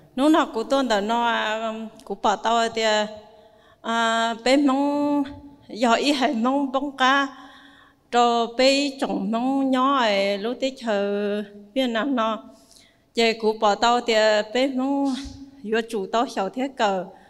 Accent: Dien Bien, Điện Biên, Vietnam; đến từ Điện Biên

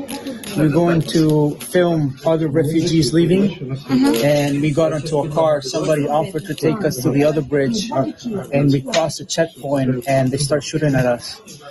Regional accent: United States; The U.S.

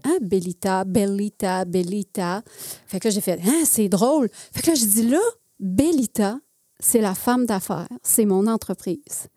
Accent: Alma, Quebec, Canada; moved away; also born or lived in Jonquière; je suis née à Jonquière. OK. OK. Et par la suite, on est déménagé à Alma. Ah. Donc, euh, j'ai, je dis toujours, moi, je viens du Saguenay, Lac-Saint-Jean, parce que je suis née au Saguenay. Puis j'ai fait mon adolescence au Lac-Saint-Jean.

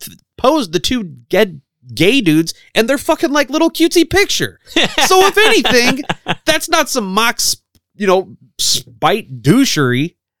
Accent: the Midwest, near Haddonfield, Illinois, United States; We are from the Midwest, actually. Like, we are where fictional Haddonfield should be, or, you know, like, not too far from here.

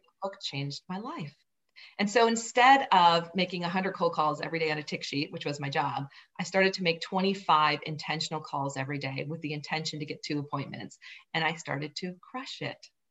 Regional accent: southern Minnesota, United States; moved away as an adult; also born or lived in Boulder; I grew up on a farm in southern Minnesota

